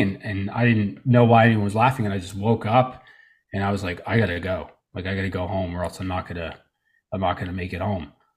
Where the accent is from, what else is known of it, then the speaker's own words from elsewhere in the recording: Tarpon Springs, Florida, United States; also born or lived in Trenton, New Jersey / Allentown, Pennsylvania / Orlando, Florida; now in Saint Petersburg, United States; I grew up most of my life here in Florida.